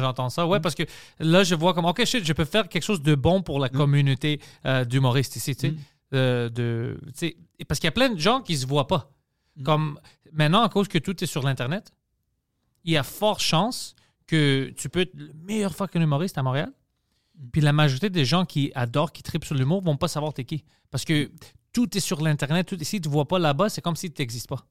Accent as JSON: {"language": "French", "country": "Greece", "accent": "Greek", "second_language": "French", "said": "mon accent d'être grec"}